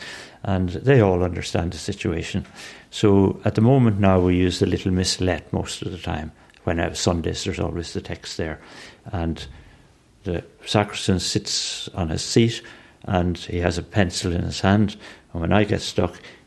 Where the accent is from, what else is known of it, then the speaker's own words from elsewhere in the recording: Dublin, Leinster, Ireland; I grew up in Renla.